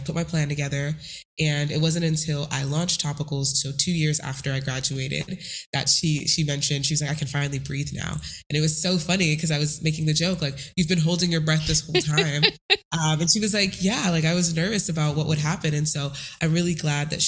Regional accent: El Paso, Texas, United States; I was originally born and raised in El Paso, Texas

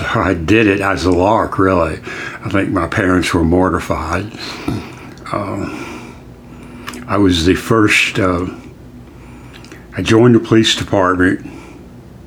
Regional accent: Decatur, Alabama, United States; also born or lived in Tennessee; I was raised in Decatur, Alabama

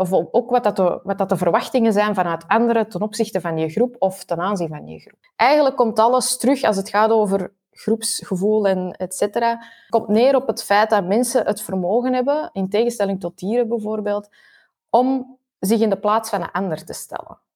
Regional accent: Flanders, Belgium; ik ben half Belg, half Chileens

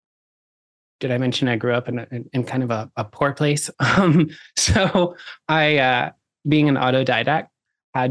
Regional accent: Oklahoma, United States; I grew up in Oklahoma, which is kind of like the poor Texas.

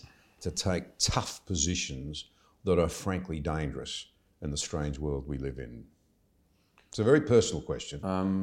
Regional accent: Australia; I'm pretty proud of that as an Australian.

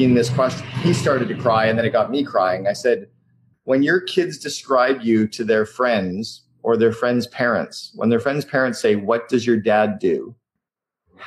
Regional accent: Canada; now in Vancouver, Canada; I'm Canadian

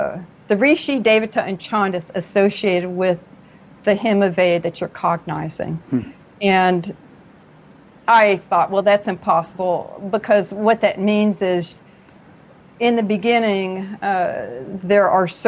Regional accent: Paducah, Kentucky, United States; born there; accent: southern; I have a residual little bit of a southern accent. I was born in Paducah, Kentucky, between two cities called Monkey's Eyebrow and Possum Trot. So there's a little bit of a twang there.

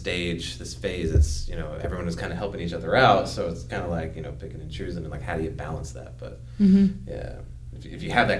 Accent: Cary, North Carolina, United States; moved away; I grew up in the Triangle area

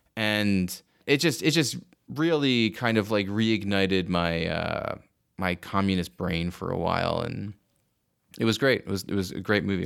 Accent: New Jersey, United States; I'm from New Jersey

